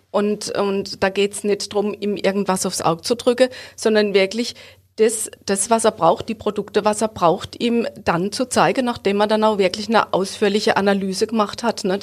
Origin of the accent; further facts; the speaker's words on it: Hofweier, Baden-Württemberg, Germany; Ich komme aus Hofweier.